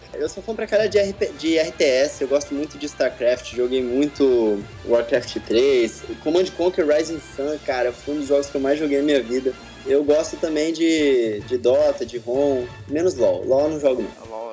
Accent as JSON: {"language": "Portuguese", "town": "Campo Grande", "region": "Mato Grosso do Sul", "country": "Brazil", "accent": "caipira", "moved": "as an adult", "lives_now": "Rio de Janeiro, Brazil", "said": "eu sou de Campo Grande, Mato Grosso do Sul"}